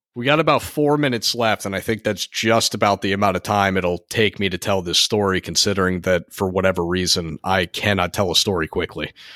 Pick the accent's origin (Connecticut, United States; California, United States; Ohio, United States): Connecticut, United States; we are from Connecticut